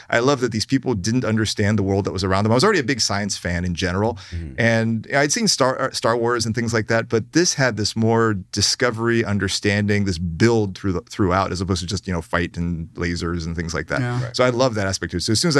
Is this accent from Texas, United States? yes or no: no; Hampton, Virginia, United States; also born or lived in Sydney, Australia; I grew up in Virginia, southeastern Virginia, Hampton. Right. Yeah, I was born in Australia, but then moved as an infant.